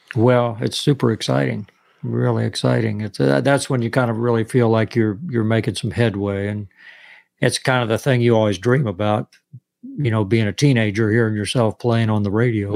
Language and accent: English; West Palm Beach, Florida, United States; moved away; also born or lived in New York / Nashville; I grew up in West Palm Beach, Florida